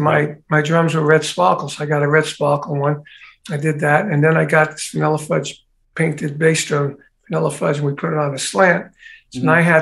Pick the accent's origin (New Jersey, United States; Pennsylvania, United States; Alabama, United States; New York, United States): New York, United States; New York City; I grew up in Brooklyn